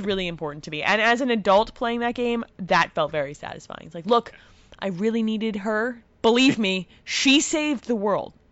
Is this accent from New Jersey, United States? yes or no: yes; New Jersey, United States; I'm Italian, I'm from Jersey